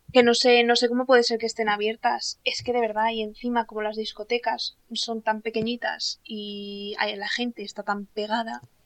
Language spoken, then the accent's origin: Spanish; Castilla-La Mancha, Spain